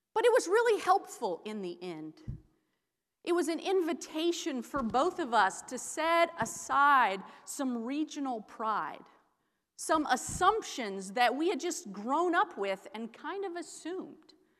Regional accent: Iowa, United States; I'm a Midwesterner. I'm from Iowa, a farm girl

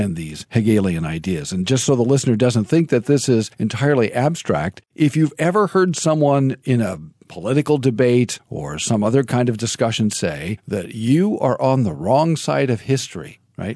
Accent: United States; I'm an American

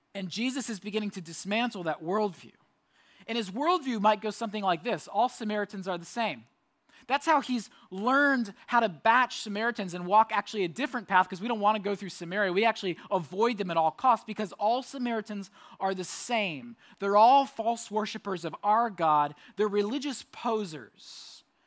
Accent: Orlando, Florida, United States; moved away; I lived in Orlando. I grew up in Orlando

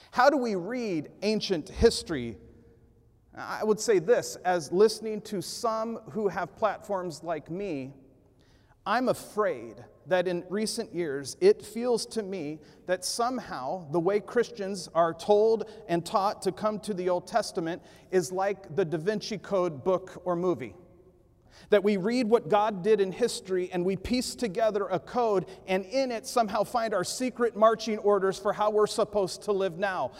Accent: Ventura, California, United States; I was growing up in Ventura, California

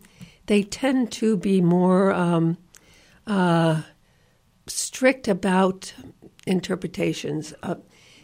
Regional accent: New York, United States; I, as a New Yorker

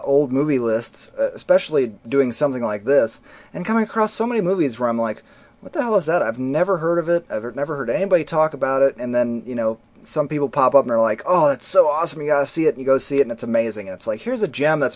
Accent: Ohio, United States; we're from Ohio

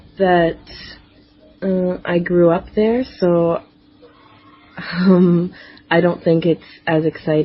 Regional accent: Toronto, Ontario, Canada; My hometown is Toronto, Ontario, Canada.

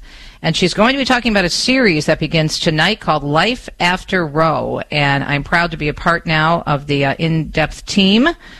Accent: Michigan, United States; my home state of Michigan

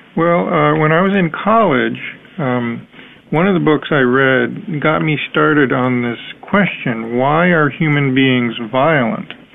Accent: United States; I'm American, so I'm similar to other Americans

